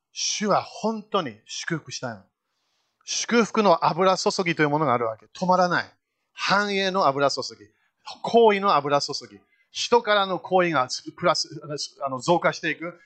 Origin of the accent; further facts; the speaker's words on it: Fukushima, Japan; also born or lived in United Kingdom / United States; 私日本で生まれたんだよ。福島県福島市、三河台小学校行った